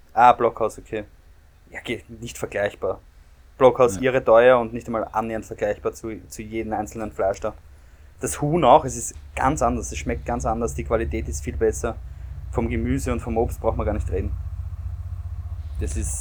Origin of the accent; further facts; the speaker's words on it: Austria; als Österreicher